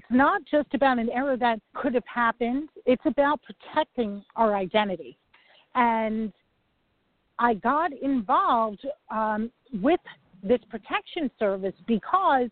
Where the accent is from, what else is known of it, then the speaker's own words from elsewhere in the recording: New York, United States; I'm a New Yorker